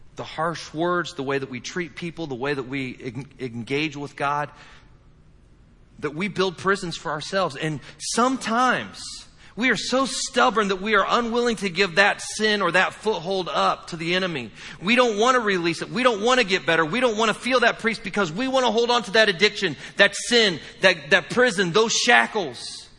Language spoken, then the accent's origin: English; Indiana, United States; I'm from the Midwest. I'm from the great state of Indiana